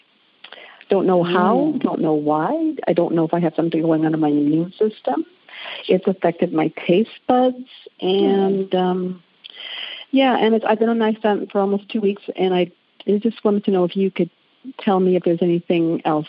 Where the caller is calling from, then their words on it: Winnipeg, Manitoba, Canada; Yeah. I'm calling from Winnipeg, Canada